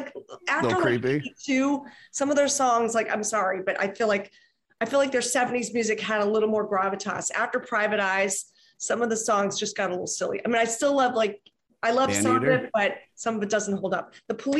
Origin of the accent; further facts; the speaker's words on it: Philadelphia, Pennsylvania, United States; I'm from Philly. I am.